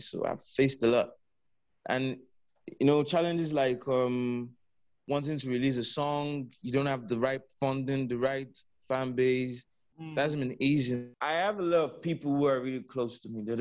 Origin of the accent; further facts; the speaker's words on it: Lagos, Nigeria; also born or lived in Delta State; I'm from Nigeria, Delta State precisely. Mm-hmm. I was brought up in Lagos. Yeah, I basically live in Lagos, you know, all my life.